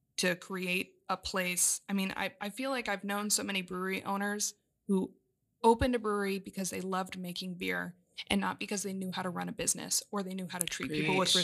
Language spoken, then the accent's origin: English; Southern Arizona, United States; moved away as an adult; now in California, United States; I grew up in Southern Arizona